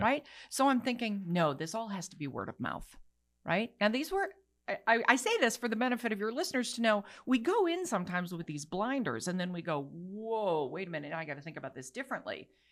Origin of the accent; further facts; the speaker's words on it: Bangkok, Thailand; now in United States; I was raised in Bangkok.